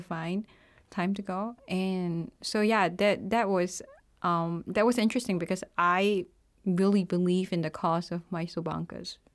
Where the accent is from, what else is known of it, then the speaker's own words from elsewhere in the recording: Singapore; moved away as an adult; also born or lived in Kaunas, Lithuania; now in Lithuania; I'm from Singapore. I have been living in Lithuania since two thousand fifteen